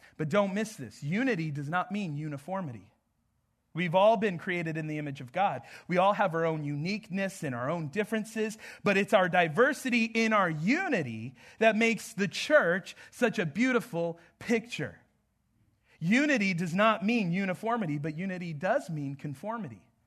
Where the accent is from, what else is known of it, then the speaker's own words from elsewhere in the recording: Southwest, United States; moved away; I'm from the Southwest, but I am not from the South here